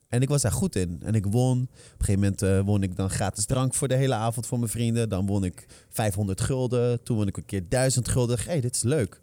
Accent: Netherlands; born or raised there

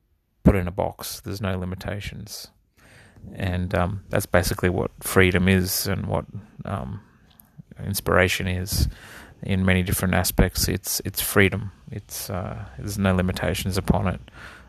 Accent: Australia; also born or lived in Netherlands; My upbringing was I was born in the Netherlands and lived there for a few years. Then we moved to Australia, and started in the southern states, and we sort of gradually moved up the east coast

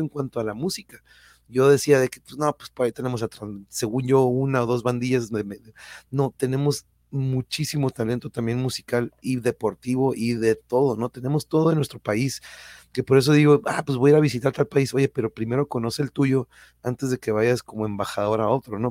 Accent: Tijuana, Baja California, Mexico; accent: norteño; also born or lived in Mexico City; yo soy born in raised de aquí de Tijuana

